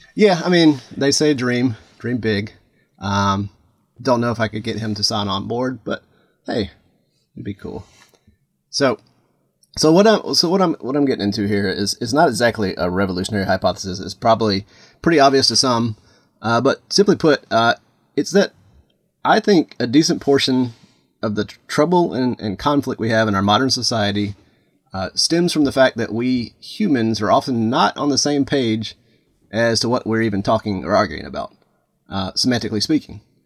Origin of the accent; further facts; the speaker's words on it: Atlanta, Georgia, United States; now in Florida, United States; I grew up in Atlanta